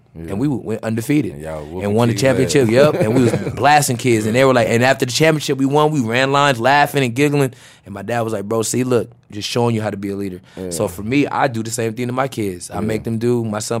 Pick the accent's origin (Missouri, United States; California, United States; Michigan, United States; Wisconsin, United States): California, United States; Oakland; And then I remember when I grew up in Oakland in the summertime